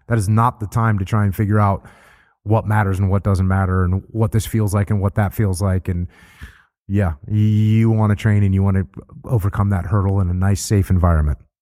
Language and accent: English; New England, United States; moved away; I grew up surfing in New England, and it's freezing cold